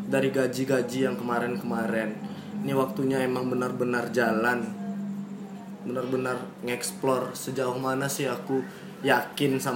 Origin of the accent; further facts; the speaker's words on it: Pekanbaru, Riau, Indonesia; Kebetulan Pekanbaru kampungku. Uh, tempat aku lahir besar.